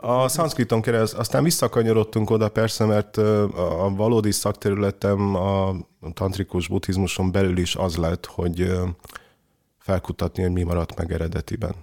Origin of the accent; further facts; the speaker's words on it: Cluj-Napoca, Cluj County, Romania; moved away; én ugye Kolozsváron nőttem fel